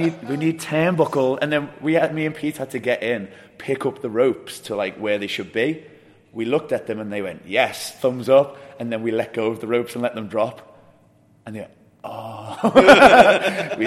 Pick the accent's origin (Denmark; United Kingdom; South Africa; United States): United Kingdom; England; we are English and our languages differ.